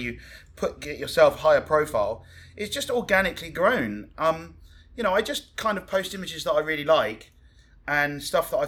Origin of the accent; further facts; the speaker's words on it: Hamble, South East England, United Kingdom; moved away as an adult; also born or lived in Brighton / London; now in Cozumel, Mexico; I'm English. I grew up in a little village called Hamble, which is next to Southampton on the south coast of England